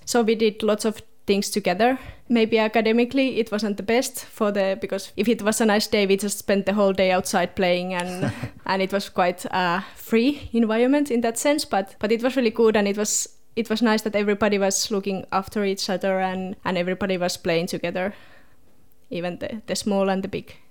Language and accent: English; Southern Finland, Finland; moved away as an adult; also born or lived in Helsinki, Finland; now in Tasmania, Australia; I was born in Helsinki, in, in the capital city, but before I started school, we moved to a really rural place it's one hour from Helsinki, so still in southern Finland.